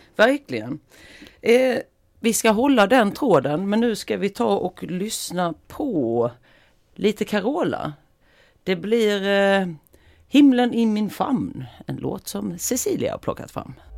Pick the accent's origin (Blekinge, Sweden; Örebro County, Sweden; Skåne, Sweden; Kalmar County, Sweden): Blekinge, Sweden; Mörrum; now in Västerås, Sweden; i Mörrum då, den här lilla orten som ligger utanför Karlshamn där jag är ifrån från början